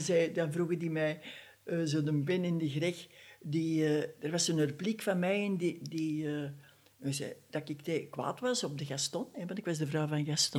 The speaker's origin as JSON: {"language": "Dutch", "town": "Dessel", "region": "Flanders", "country": "Belgium", "tie": "born or raised there", "said": "in Dessel, hè, waar ik geboren ben"}